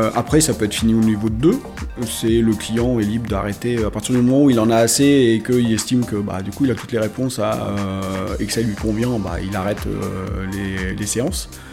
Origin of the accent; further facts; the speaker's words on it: Marseille, Provence-Alpes-Côte d'Azur, France; moved away as an adult; also born or lived in Picardy; je suis né à Marseille